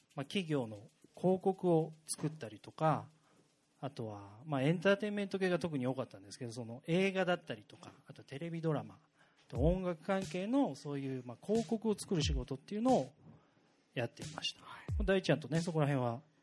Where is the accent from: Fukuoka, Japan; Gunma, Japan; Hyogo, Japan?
Gunma, Japan; Tatebayashi; also born or lived in Tokyo; now in Higashikawa, Japan; 出身は、いいね、えー、と僕は、えー、と群馬県というところです関東の